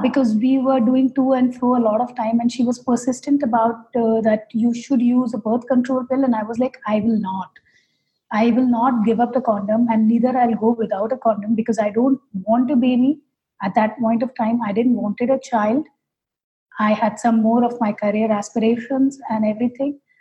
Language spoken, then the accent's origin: English; Kolkata, West Bengal, India; moved away as an adult; now in Hyderabad, India; my home state being calcutta